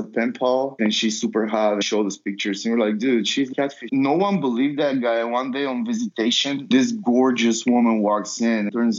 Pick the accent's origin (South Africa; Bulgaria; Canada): Bulgaria; I'm from Bulgaria.